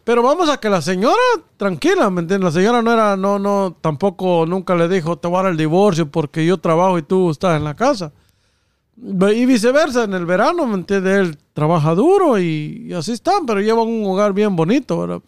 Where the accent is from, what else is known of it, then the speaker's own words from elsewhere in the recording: Guatemala; now in United States; nosotros, lo, los guatemaltecos